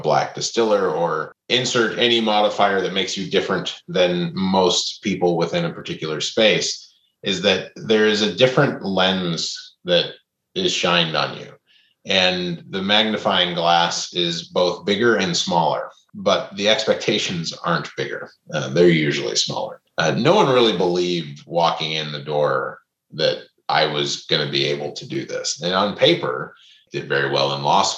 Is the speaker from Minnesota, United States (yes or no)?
yes; Minnesota, United States; now in New Orleans, United States; I grew up in Minnesota